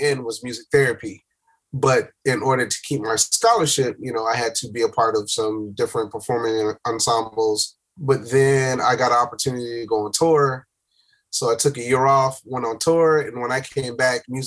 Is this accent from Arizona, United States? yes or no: no; Miami, Florida, United States; moved away as an adult; now in Atlanta, United States; Miami. Born and raised in Miami, Florida.